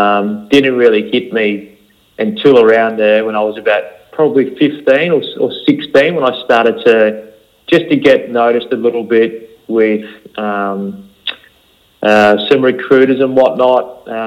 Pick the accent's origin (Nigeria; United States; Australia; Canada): Australia; Melbourne, Victoria; I grew up in Melbourne, in the western suburbs. in a place called St Albans. Right, so many people would know it's around that's the Sunshine, Keilor and Taylor's Lakes area.